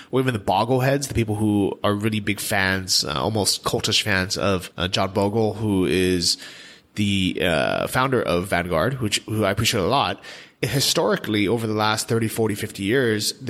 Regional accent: United States; we're lucky as Americans

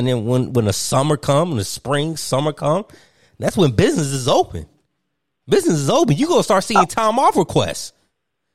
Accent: Martinsville, Virginia, United States; I grew up in Martinsville, Virginia

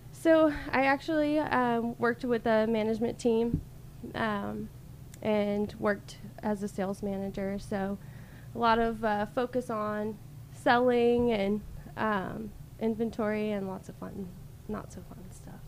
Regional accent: Alabama, United States; moved away as an adult; now in Tulsa, United States; I actually grew up in Alabama.

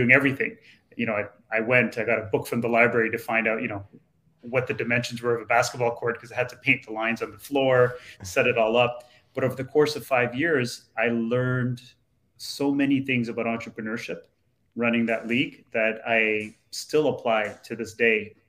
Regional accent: Toronto, Ontario, Canada; where I grew up in Toronto, sort of a lower income area of Toronto now

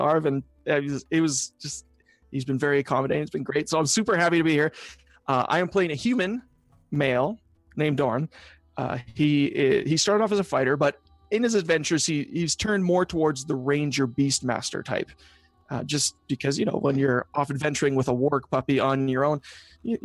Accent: Canada; I'm a Canadian

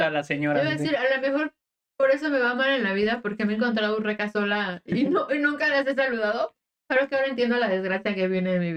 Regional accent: Japan; Yo también. Soy japonesa.

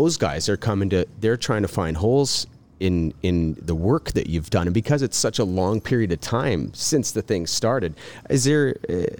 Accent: Mount Albert, Ontario, Canada; I am actually from Mount Albert, Ontario, in East Quillenbury

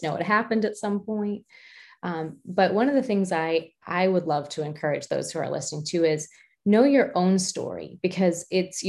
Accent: United States; I'm American

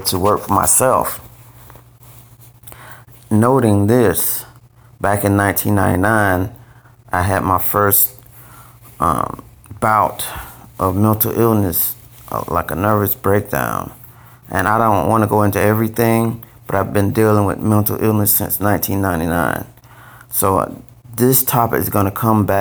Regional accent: Valdosta, Georgia, United States; moved away as an adult; I'm from a small city called Valdosta, Georgia, Valdosta, and that's about 4 hours south of Atlanta. And my father was in the military. My mom worked at the hospital. And so I grew up in Valdosta

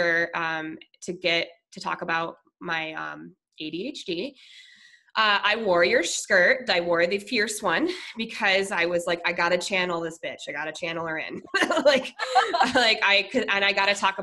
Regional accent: Minnesota, United States; moved away; also born or lived in Colorado / San Diego; I'm originally from Minnesota, so I'm very Minnesota nice. Like, I'm Midwestern.

